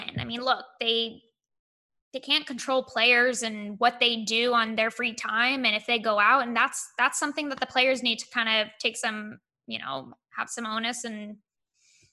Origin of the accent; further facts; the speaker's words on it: Monterey, California, United States; I was born and raised in Monterey